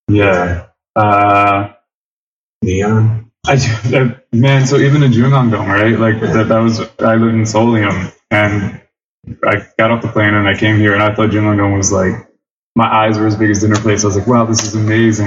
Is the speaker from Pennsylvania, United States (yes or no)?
yes; Philadelphia, Pennsylvania, United States; West Philadelphia, born and raised